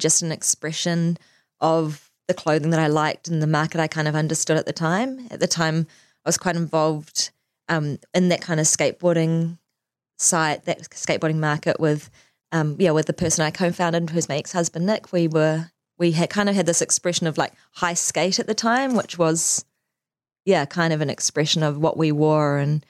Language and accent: English; Auckland, New Zealand; born there; also born or lived in Singapore / Wellington, New Zealand; So, yeah, so I was born in Auckland, so literally like here, right here.